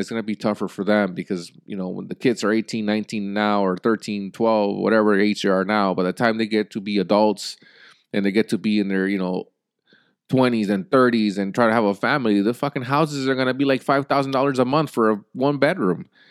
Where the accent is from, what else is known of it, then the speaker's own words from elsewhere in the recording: United States; as an American people